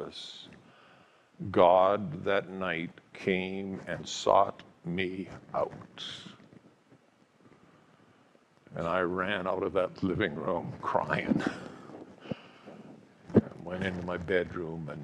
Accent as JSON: {"language": "English", "town": "Calgary", "region": "Alberta", "country": "Canada", "tie": "born or raised there", "said": "the family home I grew up in Calgary"}